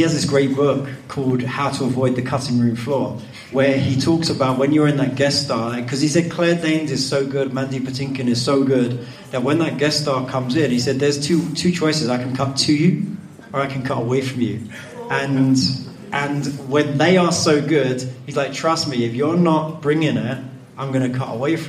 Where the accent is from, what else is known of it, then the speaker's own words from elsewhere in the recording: London, United Kingdom; now in Los Angeles, United States; I'm from London, I live in LA.